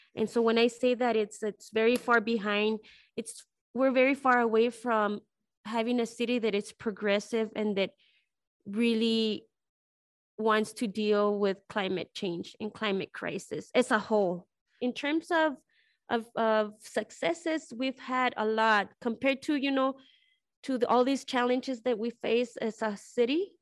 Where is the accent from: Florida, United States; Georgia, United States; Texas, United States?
Texas, United States; El Paso; I'm from El Paso, Texas, and I'm living in El Paso, Texas. I'm from this neighborhood